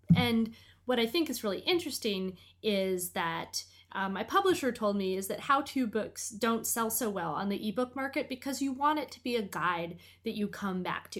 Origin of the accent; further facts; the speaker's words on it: Portland, Maine, United States; Port Lemaine, my hometown